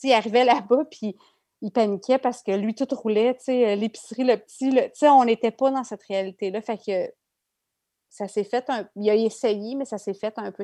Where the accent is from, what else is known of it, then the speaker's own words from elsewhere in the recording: Quebec, Canada; moved away as an adult; j'ai quitté le Québec